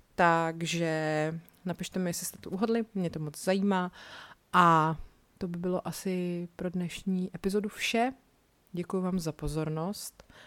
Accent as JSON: {"language": "Czech", "country": "Czechia", "said": "tady u nás v Čechách"}